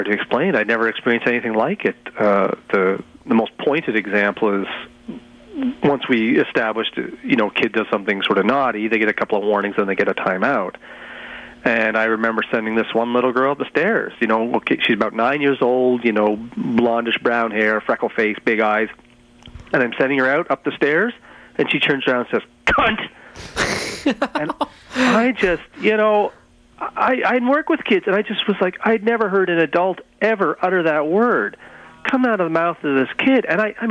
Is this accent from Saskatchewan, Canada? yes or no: no; London, Ontario, Canada; now in Toronto, Canada